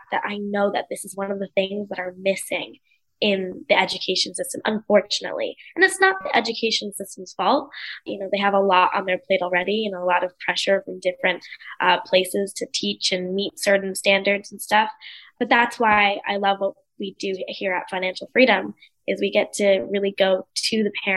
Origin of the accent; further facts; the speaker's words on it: United States; moved away; also born or lived in India; I was born and raised in the US, but my family is from the UK